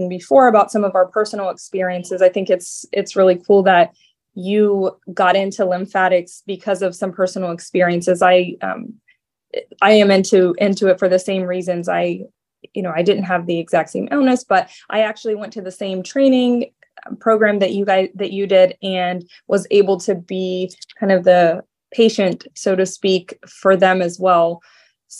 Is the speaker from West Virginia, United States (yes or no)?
yes; West Virginia, United States; now in Naples, United States; I'm actually from West Virginia too. So not exactly the Midwest, but right there along the border of Ohio.